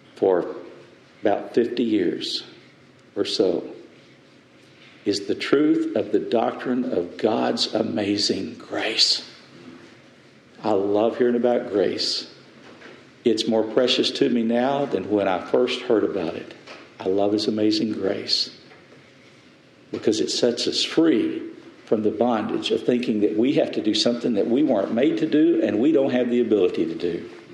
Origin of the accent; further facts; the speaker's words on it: West Texas, United States; I'm from West Texas